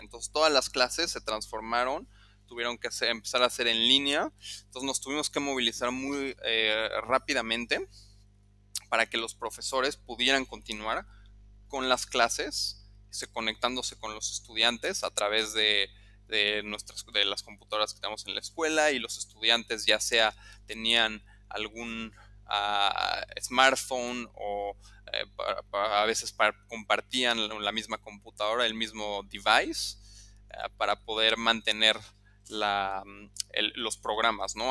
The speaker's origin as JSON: {"language": "Spanish", "region": "Mexico City", "country": "Mexico", "tie": "born or raised there", "also_born_or_lived": "Lausanne, Switzerland", "moved": "as an adult", "lives_now": "Cambodia", "said": "yo soy originario de la Ciudad de México"}